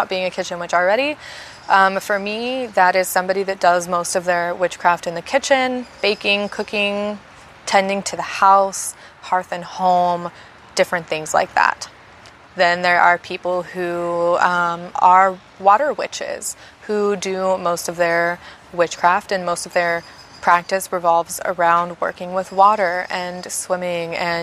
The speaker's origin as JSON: {"language": "English", "country": "United States", "said": "I am an American, a USonian"}